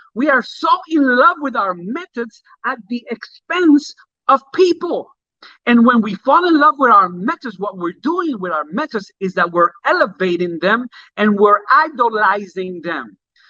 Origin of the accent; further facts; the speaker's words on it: Puerto Rico; also born or lived in Jamaica; I remember when I lived in Jamaica, that's the way people put white gloves on. And I remember when I came from Puerto Rico, and I remember in the church that I grew up in.